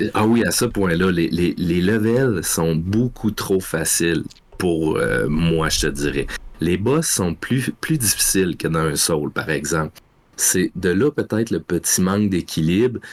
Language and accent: French; Rimouski, Quebec, Canada; Rimouski, mon patelin. Ça fait que j'ai puis le Bic, mon village